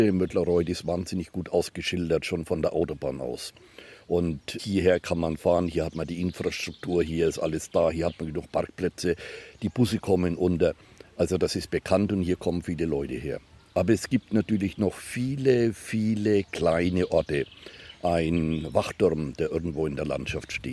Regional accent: Bristol, South West England, United Kingdom; German is a second language; Wir kommen aus Bristol in England, in Südwestengland.

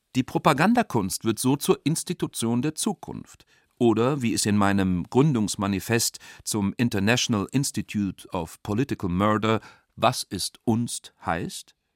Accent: St. Gallen, Switzerland; meiner Heimatstadt St. Gallen

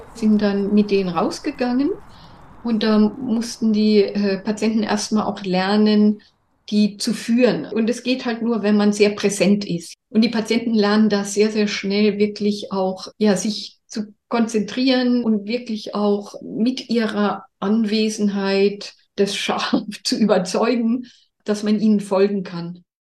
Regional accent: Germany; bei uns in Deutschland

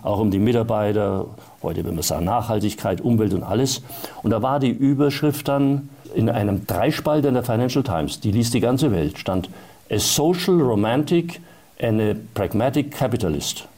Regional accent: Erlangen, Bavaria, Germany; also born or lived in Munich; ich bin dorthin gefahren, wo ich aufgewachsen bin, wo meine Familie gelebt hat, nämlich nach Erlangen.

